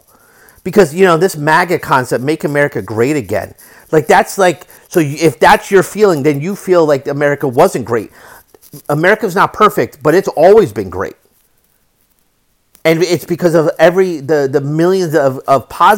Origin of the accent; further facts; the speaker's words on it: United States; as an American